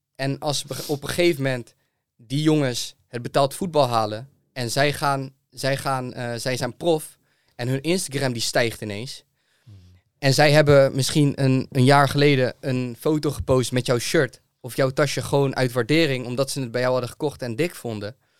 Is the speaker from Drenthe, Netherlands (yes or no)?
no; Zeeland, Netherlands; also born or lived in Rotterdam / Amsterdam; ik kom zelf uit Zeeland.